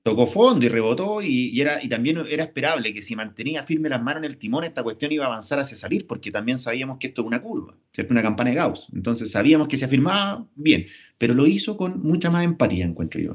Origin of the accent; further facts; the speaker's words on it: Chile; somos los chilenos